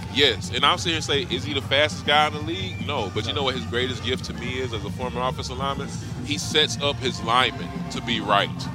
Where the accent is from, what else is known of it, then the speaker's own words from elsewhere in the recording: North Carolina, United States; I'm from North Carolina